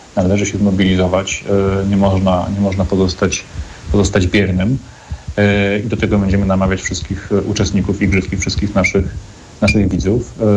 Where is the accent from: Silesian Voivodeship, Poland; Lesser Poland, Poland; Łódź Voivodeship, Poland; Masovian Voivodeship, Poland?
Łódź Voivodeship, Poland; Łódź; Jestem łodzianinem z krwi i kości